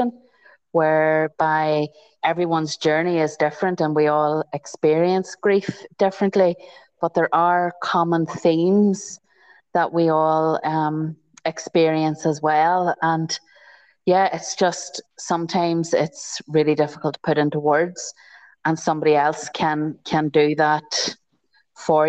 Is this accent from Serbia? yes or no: no; County Tyrone, Northern Ireland, United Kingdom; now in County Armagh, United Kingdom; I'm from Ireland. I'm from a place called, originally from a place called County Tyrone, and I'm now married and live in County Armagh. So it's in the north of Ireland